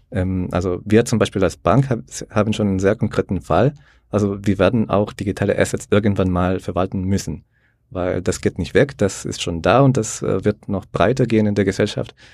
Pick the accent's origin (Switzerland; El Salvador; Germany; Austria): El Salvador; ich komme aus El Salvador, der sehr liberal ist, sage ich mal, mit den ganzen äh, Blockchain-Entwicklungen. Also bei uns ist äh, Bitcoin die Nationalwährung mittlerweile.